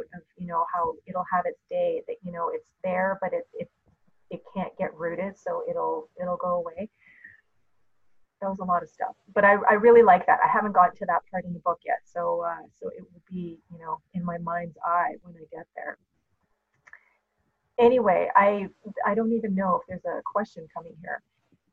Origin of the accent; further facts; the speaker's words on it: Canada; I'm Canadian